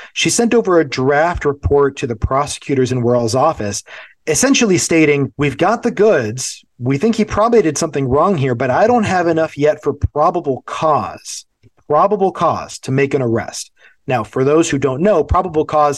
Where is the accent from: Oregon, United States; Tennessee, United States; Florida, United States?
Florida, United States; moved away; I grew up in Florida